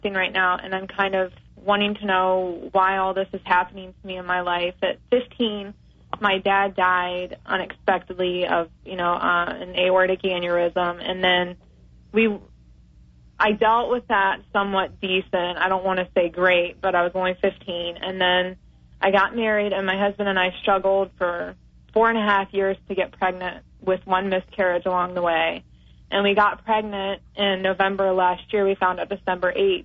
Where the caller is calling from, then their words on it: Sumter, South Carolina, United States; I'm calling from Sumter, South Carolina.